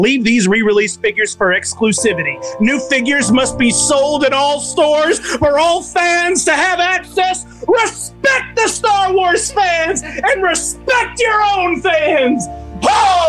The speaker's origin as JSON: {"language": "English", "country": "Brazil", "said": "I'm from Brazil, and for me, it's much more difficult to buy these exclusive pictures."}